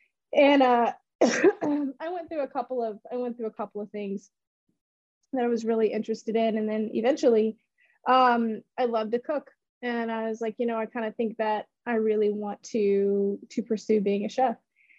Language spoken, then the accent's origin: English; Memphis, Tennessee, United States; And so whenever anyone asks me where I'm from, I'm just like, I'm from Memphis. You know, you don't want to go through that whole progression. So I spent my high school years in Memphis, and, you know, really, really did love it.